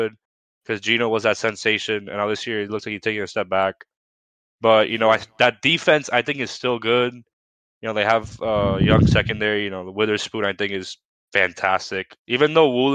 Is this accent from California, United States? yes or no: no; Miami, Florida, United States; I'm from Miami